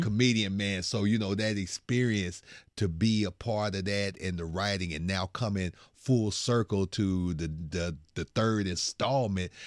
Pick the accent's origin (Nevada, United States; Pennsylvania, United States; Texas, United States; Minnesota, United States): Texas, United States; Bryan; moved away as an adult; now in Houston, United States; small time dude from Bryan College Station. That is my, that is my hometown right there